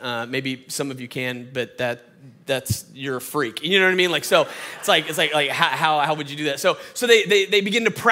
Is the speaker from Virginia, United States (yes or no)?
no; Atlanta, Georgia, United States; I'm from Atlanta, Georgia, born and raised. That's why I sound like this